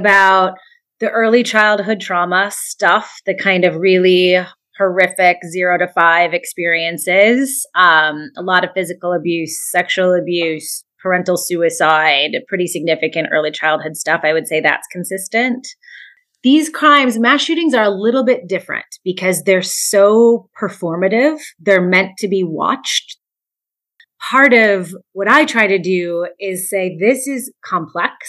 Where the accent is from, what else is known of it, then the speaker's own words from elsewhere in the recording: United States; as an American